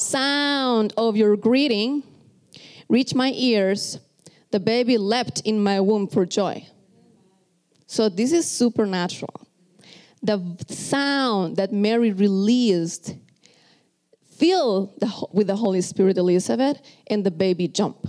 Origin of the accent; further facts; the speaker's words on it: Costa Rica; English is a second language; moved away; I am from Costa Rica, if you are first time here, so you can tell that this is my second language.